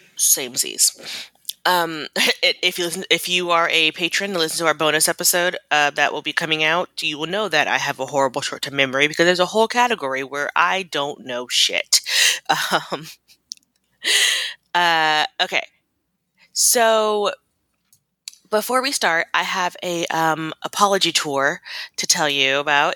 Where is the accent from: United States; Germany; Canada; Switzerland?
Germany; moved away; I grew up in Germany